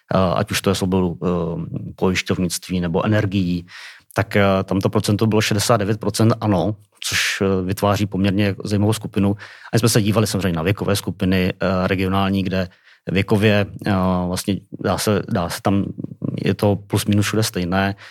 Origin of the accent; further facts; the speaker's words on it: Czechia; jako Češi, asi nejenom jako Češi